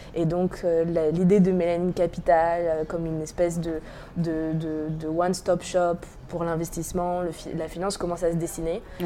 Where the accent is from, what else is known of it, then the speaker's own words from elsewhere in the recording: Normandy, France; J'ai grandi en Normandie